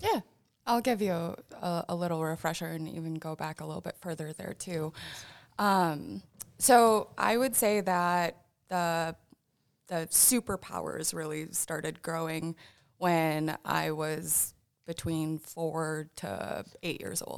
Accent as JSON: {"language": "English", "town": "Sioux Falls", "region": "South Dakota", "country": "United States", "tie": "born or raised there", "also_born_or_lived": "Vermillion / Aberdeen", "moved": "as an adult", "said": "I grew up in Sioux Falls, graduated from McGorman"}